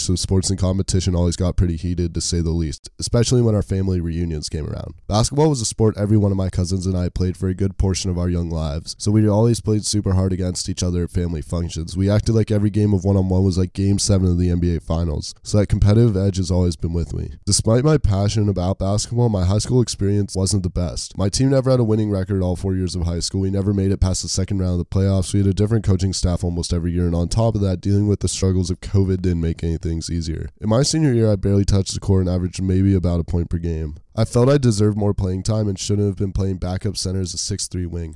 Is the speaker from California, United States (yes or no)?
no; Park City, Utah, United States; moved away as an adult; now in Orange, United States; I'm from Park City, Utah, and I grew up playing multiple sports